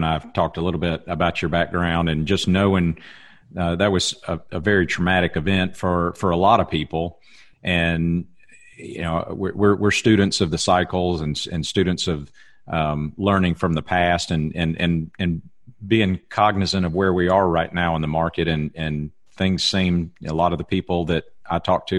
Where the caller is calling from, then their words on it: Alabama, United States; I'm ringing you from Alabama all the way up to the great Northwest up in Oregon.